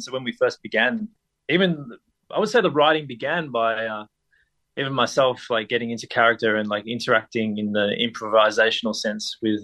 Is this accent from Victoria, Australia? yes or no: yes; Bendigo, Victoria, Australia; now in Melbourne, Australia; coming to Melbourne from growing up in Bendigo